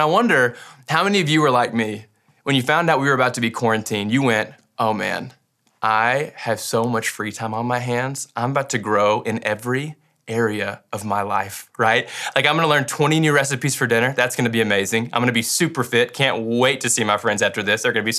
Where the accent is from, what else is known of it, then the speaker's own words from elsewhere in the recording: Kentucky, United States; Like, I grew up in Western Kentucky. That used to be what all me and my farm friends wore, but now it's trendy.